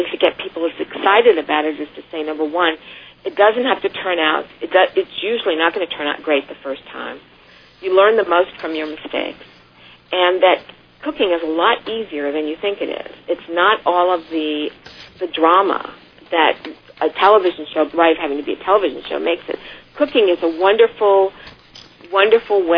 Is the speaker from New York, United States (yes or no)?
no; Missouri, United States; I grew up in Missouri, my family from Mobile for five generations